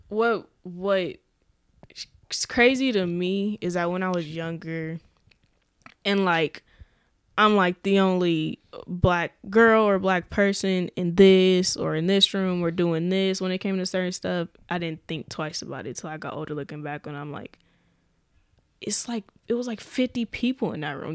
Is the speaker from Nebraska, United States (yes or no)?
yes; Omaha, Nebraska, United States; I was from North Omaha